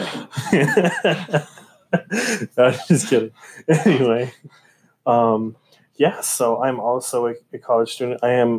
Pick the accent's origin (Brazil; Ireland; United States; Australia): Brazil; born there; I lived in Argentina for 2 years, and I was born in Brazil too.